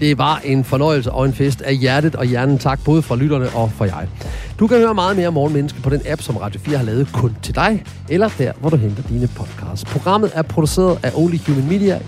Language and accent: Danish; Horsens, Central Denmark Region, Denmark; jeg er født og opvokset i Horsens